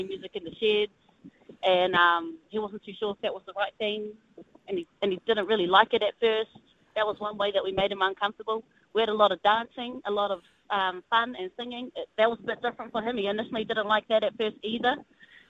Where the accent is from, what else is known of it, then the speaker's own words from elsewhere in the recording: Omaio, Bay of Plenty, New Zealand; I'm from Umayo